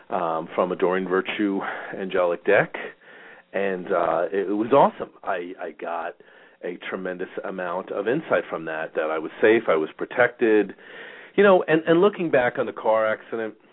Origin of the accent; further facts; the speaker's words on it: New York, United States; I grew up in New York. We learned defensive driving anyway.